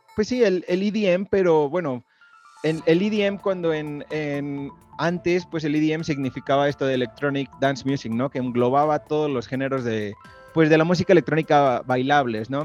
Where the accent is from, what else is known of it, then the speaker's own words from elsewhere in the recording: Mexico City, Mexico; also born or lived in Tepoztlán; yo soy de la Ciudad de México